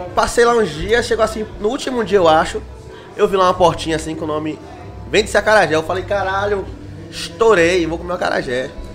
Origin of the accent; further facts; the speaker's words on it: Salvador, Bahia, Brazil; que sou de Salvador, na Bahia